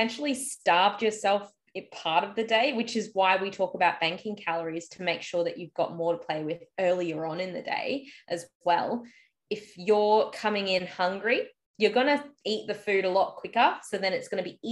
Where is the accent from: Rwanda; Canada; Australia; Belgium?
Australia; I'm just Aussie